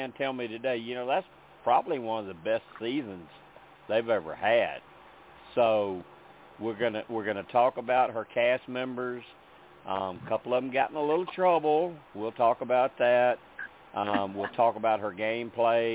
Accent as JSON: {"language": "English", "town": "Memphis", "region": "Tennessee", "country": "United States", "accent": "Memphis", "said": "Does my accent sound familiar as being from Memphis"}